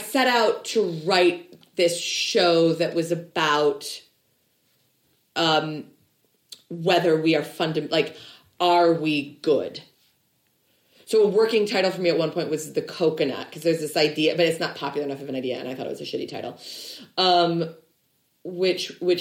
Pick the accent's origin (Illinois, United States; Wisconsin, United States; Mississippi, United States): Illinois, United States; we're both from Illinois